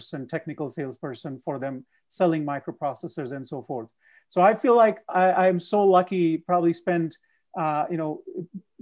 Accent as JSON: {"language": "English", "region": "Punjab", "country": "India", "tie": "born or raised there", "moved": "yes", "lives_now": "United States", "said": "I am born and raised in India, a state called Punjab"}